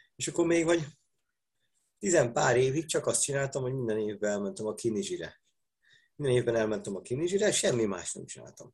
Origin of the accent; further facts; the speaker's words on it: Budapest, Hungary; Pesti, nekem még a nagyszüleim is pestiek voltak.